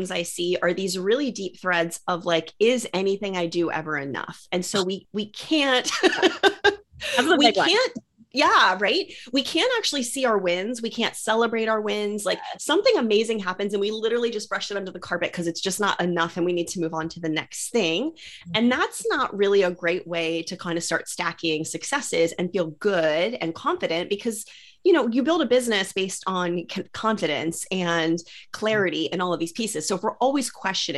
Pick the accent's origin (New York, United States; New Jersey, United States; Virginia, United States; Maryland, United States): Maryland, United States; I'm moving from Maryland to California, which is chaos. And is like such a dream, because I have wanted to leave Maryland. I grew up here.